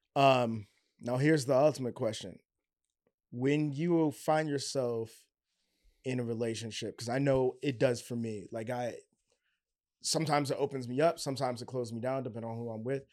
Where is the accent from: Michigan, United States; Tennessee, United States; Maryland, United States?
Maryland, United States; Baltimore; I was from Baltimore